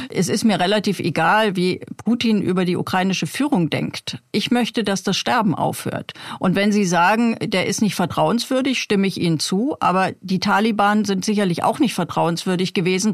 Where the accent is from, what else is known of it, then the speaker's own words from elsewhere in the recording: East Germany, Germany; ich bin ja in der DDR aufgewachsen